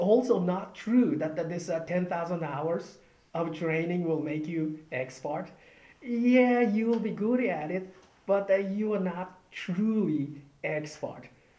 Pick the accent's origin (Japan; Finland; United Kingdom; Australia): Japan; moved away; I'm from Japan, and then, you know, Buddhist tradition